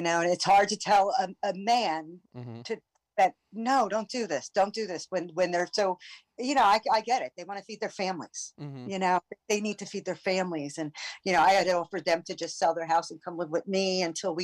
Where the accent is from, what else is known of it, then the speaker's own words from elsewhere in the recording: New Jersey, United States; I grew up in Jersey when it was the sticks, and so does my husband. We were farm people